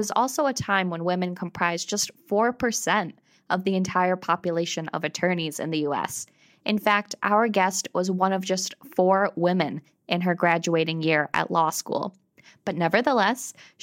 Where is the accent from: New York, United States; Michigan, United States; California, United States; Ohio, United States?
New York, United States; Central; now in Vermont, United States; when I was growing up in Central New York